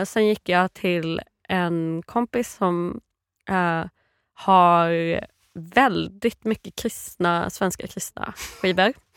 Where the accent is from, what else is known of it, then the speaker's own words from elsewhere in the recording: Virserum, Kalmar County, Sweden; Jag är eh, uppvuxen i Virserum i Småland.